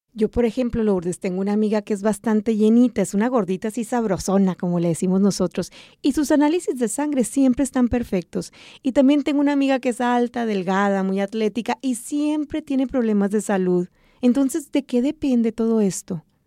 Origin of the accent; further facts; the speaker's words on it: Sonora, Mexico; moved away; mi tierra, hasta Sonora, México